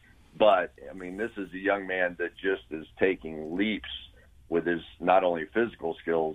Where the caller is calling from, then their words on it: Longboat Key, Florida, United States; From beautiful Longboat Key, Florida.